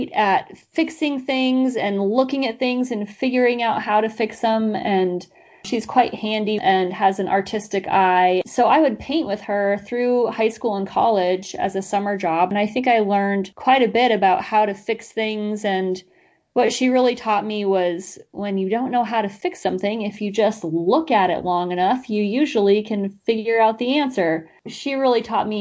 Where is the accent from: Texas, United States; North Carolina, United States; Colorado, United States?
Colorado, United States; Glenwood Springs; moved away as an adult; now in Catskills, United States; I had a wonderful childhood in Glenwood Springs